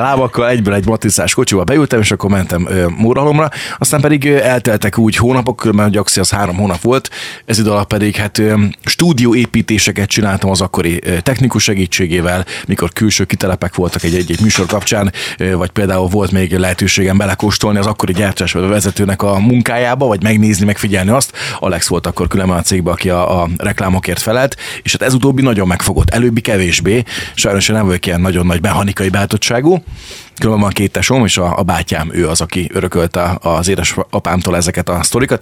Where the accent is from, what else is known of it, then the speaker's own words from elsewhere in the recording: Zsombó, Csongrád-Csanád, Hungary; moved away as an adult; now in Deszk, Hungary; én Zsombóról származom, én ott nőttem föl